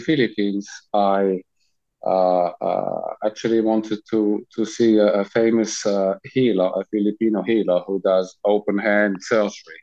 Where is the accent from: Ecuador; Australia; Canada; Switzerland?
Switzerland; I'm from Switzerland.